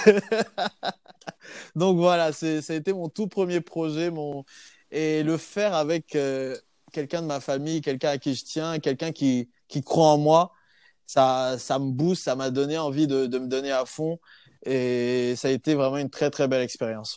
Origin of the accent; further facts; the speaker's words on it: Côte d’Ivoire; moved away as an adult; also born or lived in Clermont-Ferrand, France; now in Bordeaux, France; Je suis ivoirien de base et je suis venu en, France pour, euh, voilà, pour euh, continuer mes études.